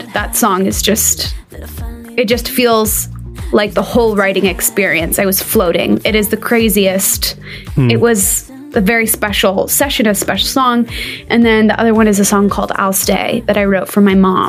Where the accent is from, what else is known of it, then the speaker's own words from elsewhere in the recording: Nashville, Tennessee, United States; I am a born and raised Nashvilleian, a proper rarity, but I've always lived here.